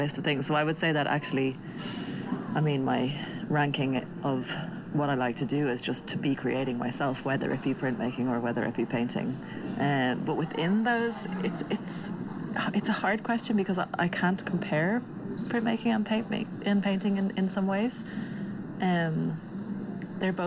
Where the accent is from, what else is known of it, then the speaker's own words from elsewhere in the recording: Dublin, Leinster, Ireland; moved away as an adult; also born or lived in Trondheim, Norway; now in Tynset, Norway; born and raised in Dublin, lived there till I was 25, moved to Trondheim, Norway, in 2013